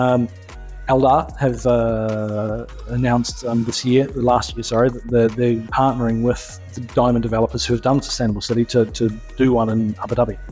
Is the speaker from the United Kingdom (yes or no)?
no; New Zealand; also born or lived in Australia; now in United Arab Emirates; I'm coming from New Zealand